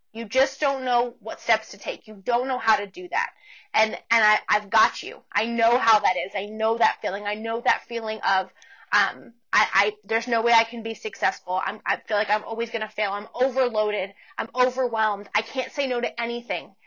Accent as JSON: {"language": "English", "town": "Portland", "region": "Oregon", "country": "United States", "tie": "born or raised there", "also_born_or_lived": "Canyon, Texas", "moved": "as an adult", "lives_now": "Amarillo, United States", "said": "I'm originally from the Portland, Oregon area um, in the States. And I grew up there and then I moved to Texas when I was going to college"}